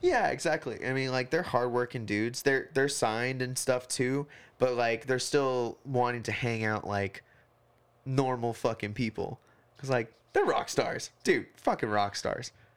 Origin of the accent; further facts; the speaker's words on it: Hawaii, United States; now in Portland, United States; I'm from Hawaii